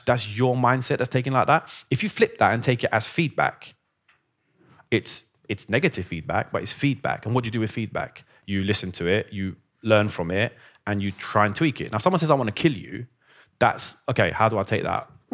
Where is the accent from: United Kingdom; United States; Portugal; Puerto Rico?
United Kingdom; London; also born or lived in Iran / Basingstoke; I'm from London